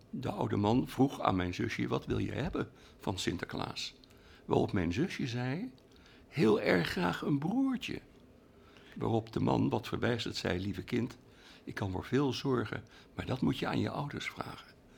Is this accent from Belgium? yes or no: no; Rotterdam, South Holland, Netherlands; in Rotterdam, waar ik geboren ben